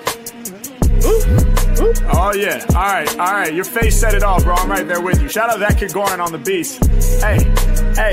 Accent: Portland, Oregon, United States; I grew up like, you know, 20 minutes away from you in Portland

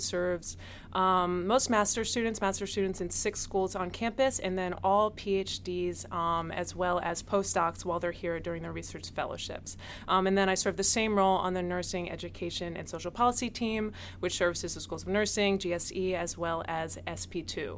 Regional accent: Chester County, suburbs of Philadelphia, Pennsylvania, United States; also born or lived in Richmond, Virginia; I actually grew up in the suburbs of Philadelphia. So I grew up out in Chester County

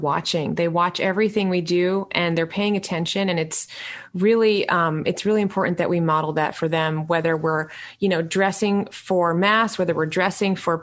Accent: New York City, New York, United States; I was born in New York City

